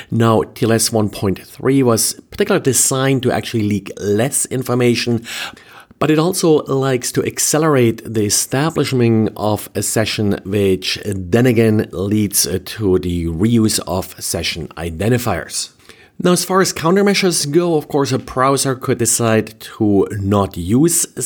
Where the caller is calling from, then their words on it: Jacksonville, Florida, United States; I am recording from Jacksonville, Florida.